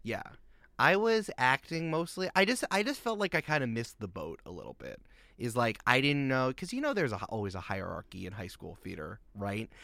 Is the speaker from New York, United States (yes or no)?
yes; Goldens Bridge, New York, United States; I grew up in Westchester County, New York